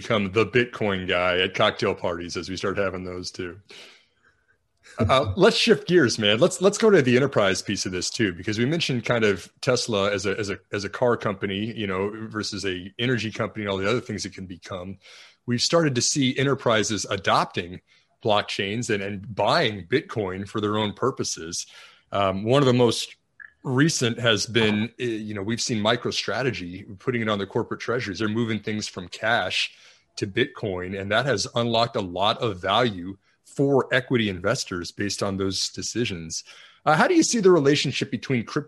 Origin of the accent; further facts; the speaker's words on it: Texas, United States; we are both from Texas